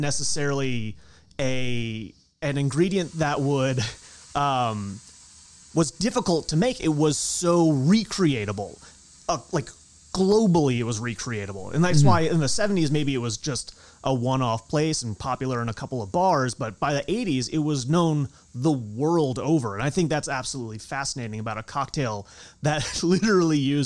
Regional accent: the Hamptons, Eastern Long Island, New York, United States; I grew up out in the Hamptons, like way out on Eastern Long Island.

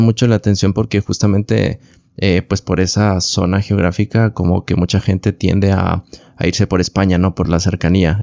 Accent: Mexico; a mí, que soy de aquí

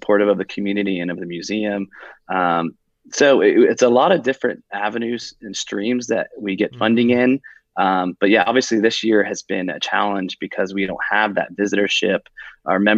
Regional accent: Dayton, Ohio, United States; Wright State University in my hometown of Dayton, Ohio

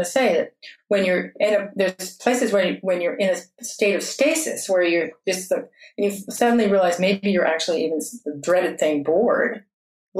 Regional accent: South Fork of the American River, California, United States; I was raised on the South Fork of the American, where gold was discovered in 1848

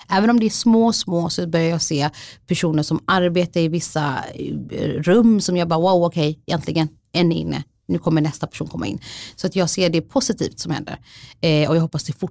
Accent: Somalia; Swedish is a second language; now in Sweden; jag är somalier, jag är flykting, jag är skild. Jag bor med mina barn själv. Min familj är där

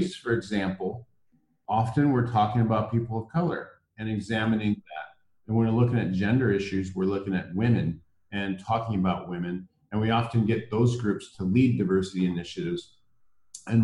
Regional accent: Iowa, United States; moved away as an adult; also born or lived in Minnesota / Washington, D.C. / South Africa; I grew up in the Midwest. I grew up in Iowa

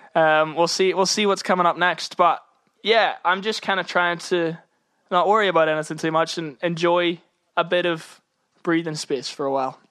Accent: Northern Ireland, United Kingdom; now in London, United Kingdom; being Irish in music in London

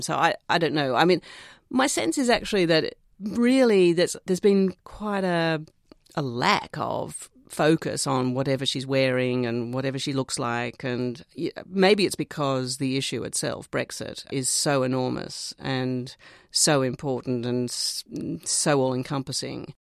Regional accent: Australia; Growing up in Australia

